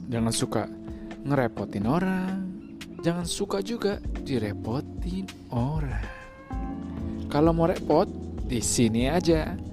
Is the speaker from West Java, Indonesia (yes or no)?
no; Jakarta, Indonesia; lahirnya juga di Jakarta kalau mau ke toilet juga di Jakarta makanya itu gue sebut sebagai anak Jakarta tepatnya gue itu be berada berkubuh di Jakarta Utara di mana tuh Kelapa Gading